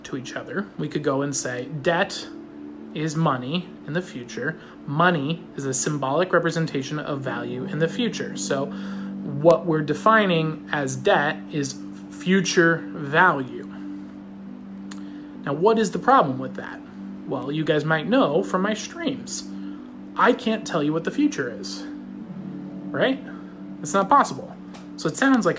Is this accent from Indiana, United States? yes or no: no; Fullerton, California, United States; I grew up in Fullerton